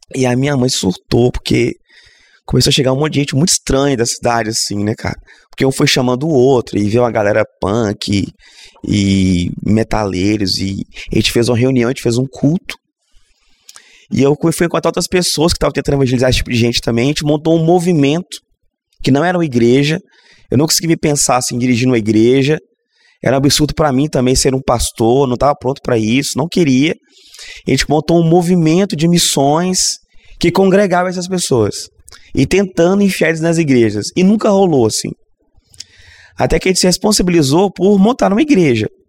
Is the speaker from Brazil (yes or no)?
yes; Governador Valadares, Minas Gerais, Brazil; now in Vitória, Brazil; eu sou de Valadares, Minas Gerais, então eu sou mineiro, então tô sempre em casa aqui